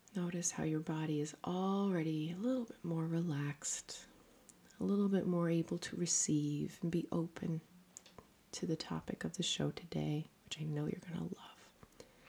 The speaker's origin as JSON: {"language": "English", "region": "Newfoundland and Labrador", "country": "Canada", "moved": "as an adult", "lives_now": "Netherlands", "said": "a Newfoundlander and Canadian living in the Netherlands"}